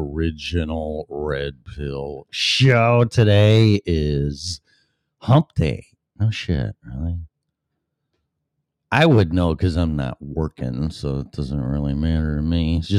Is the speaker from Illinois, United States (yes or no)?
yes; Illinois, United States; moved away; So first of all, I'm going to say that's my home state and my state that I left.